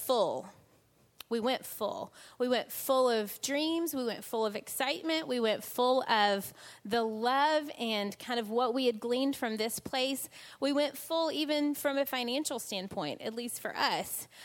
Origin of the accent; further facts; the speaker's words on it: United States; moved away as an adult; now in England, United Kingdom; as a kid growing up in the States